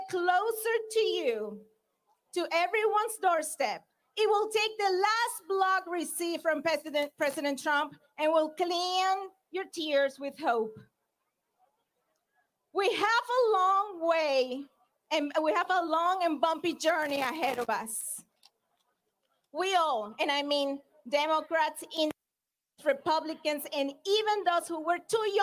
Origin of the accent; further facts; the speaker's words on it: Venezuela; now in United States; my home country, Venezuela